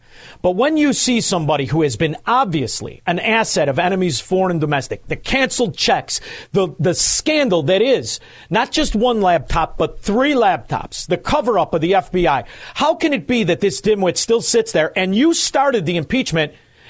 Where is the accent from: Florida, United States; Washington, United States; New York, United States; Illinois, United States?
Illinois, United States; Chicago; I'm from Chicago